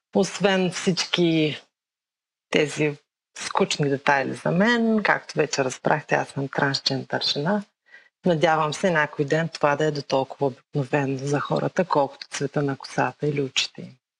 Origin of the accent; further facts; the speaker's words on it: Bulgaria; moved away as an adult; now in Kentucky, United States; Родена съм в България.